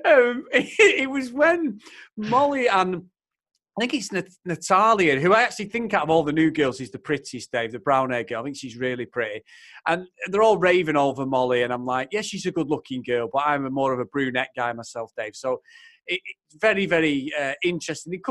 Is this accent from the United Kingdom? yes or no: yes; Manchester, North West England, United Kingdom; accent: Mancunian; I'm Mancunian. I live 3 miles away from Manchester United. I'm born and bred in Old Trafford, Stretford area, Manchester